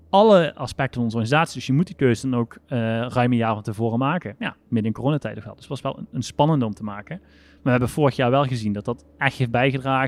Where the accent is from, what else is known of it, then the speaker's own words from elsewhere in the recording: South Limburg, Netherlands; ik ben een Limburg, ik kom uit Zuid-Limburg